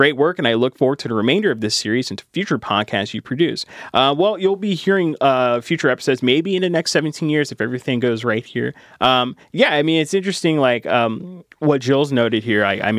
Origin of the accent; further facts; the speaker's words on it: West Kentucky, United States; moved away as an adult; growing up in West Kentucky